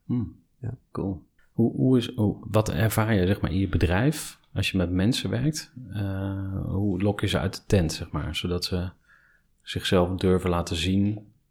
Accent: Kampen, Overijssel, Netherlands; also born or lived in Enschede; toen ik vier was, eh, zijn we verhuisd naar Kampen

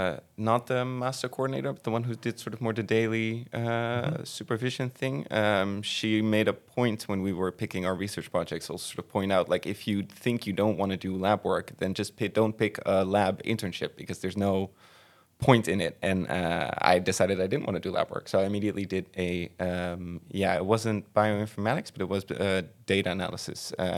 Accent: Veghel, North Brabant, Netherlands; I am from Brabant, from Veghel

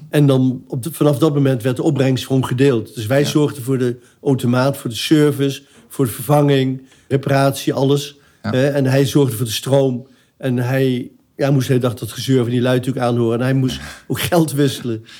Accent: Arnhem, Gelderland, Netherlands; also born or lived in Eindhoven; ik ben opgegroeid in Arnhem.

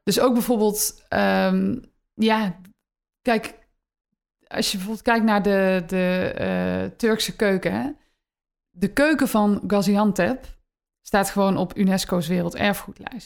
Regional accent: Eindhoven, North Brabant, Netherlands; Eindhoven, dat is mijn geboortestad. Ehm, toen ik daar opgroeide in de jaren negentig

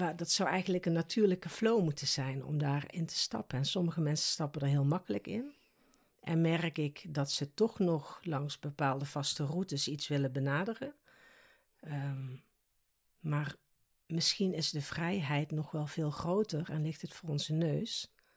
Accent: South Limburg, Netherlands; accent: soft G; moved away as an adult; now in The Hague, Netherlands; Dit lichaam is in Limburg geboren, zo moet ik het eigenlijk zeggen. In Zuid-Limburg, dus ik heb ook een zachte G.

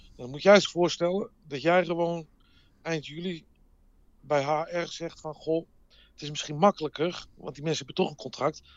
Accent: Amsterdam, North Holland, Netherlands; moved away as an adult; also born or lived in Las Vegas; als ze vroegen van waar ik vandaan kwam, dan zeg ik maar eh, eh, eh, Rotterdam of Groningen. Ik, ik zei geen Amsterdam meer

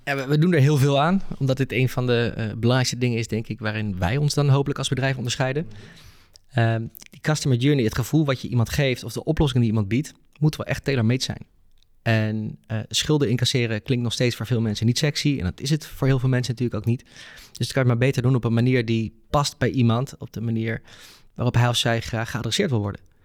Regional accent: Netherlands; als Nederlanders

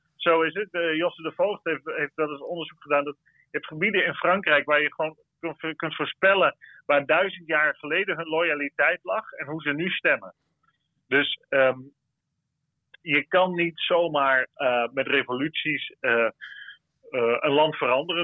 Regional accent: Netherlands; voor ons als Nederlanders

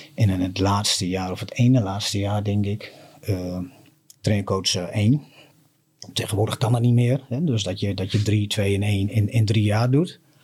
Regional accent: Appingedam, Groningen, Netherlands; Ik ben geboren in, eh, in Appingedam. En ik ben eigenlijk een rasechte Damster.

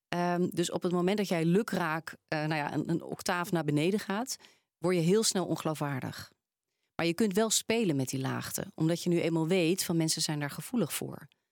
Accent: Randstad, Netherlands; Ze horen waarschijnlijk ook dat ik ben opgegroeid in de Randstad.

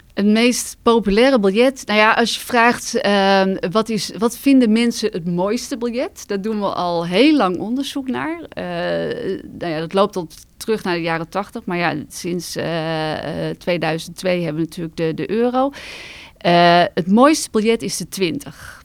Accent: Netherlands

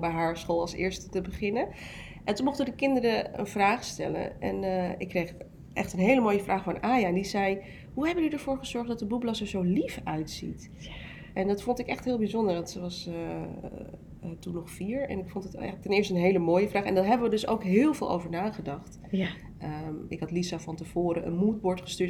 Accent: Almere, Flevoland, Netherlands; also born or lived in North Brabant / Amsterdam Zuidoost; Ik ben in Brabant geboren en toen is mijn moeder met mijn vader verhuisd naar Amsterdam Zuidoost. Eh, en vervolgens zijn we naar Almere verhuisd

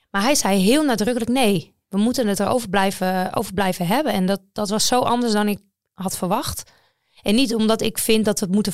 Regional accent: Netherlands; Maar wij als Nederlanders... Weet, ja, er is natuurlijk uh, Jacobsen en Groenewegen

